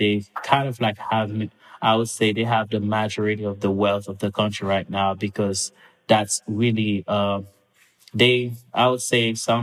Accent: Mont-Louis, Haiti; moved away as an adult; also born or lived in Port-au-Prince, Haiti; now in United States; I grew up back in Mont-Louis, which is a coastal town, about a little bit over an hour north of Port-au-Prince

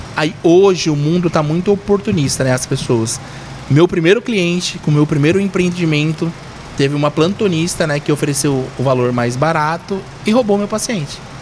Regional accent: Hortolândia, São Paulo, Brazil; also born or lived in Cubatão, Santos; a minha história realmente é Hortolândia em Campinas

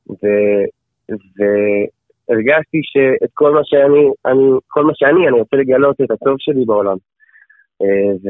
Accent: Efrat, Judea and Samaria Area, Israel; moved away as an adult; also born or lived in Jerusalem; now in Otniel; אני בן 25, אה, אני נשוי עם ילד ילד ואישה מתוקים מדבש. אמ, גדלתי באפרת, אמ, משם עברתי לירושלים, כן. עכשיו אנחנו בעתניאל

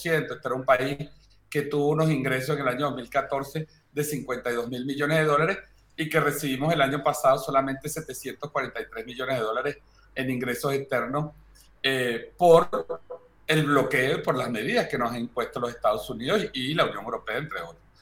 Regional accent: Venezuela; somos nueve venezolanos de distintas áreas

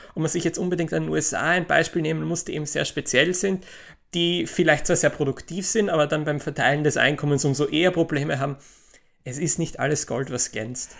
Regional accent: Austria; in Österreich, in meinem Heimatland

